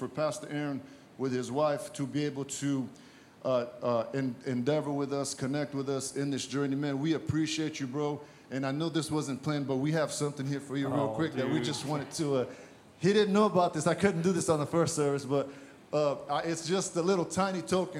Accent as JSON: {"language": "English", "country": "Brazil", "also_born_or_lived": "Massachusetts", "moved": "yes", "lives_now": "United States", "said": "I'm originally from Brazil, as I mentioned, and I came here"}